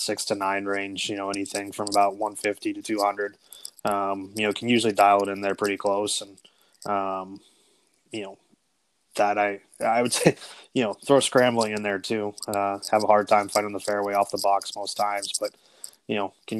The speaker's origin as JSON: {"language": "English", "town": "Apex", "region": "North Carolina", "country": "United States", "said": "I'm from Apex, North Carolina"}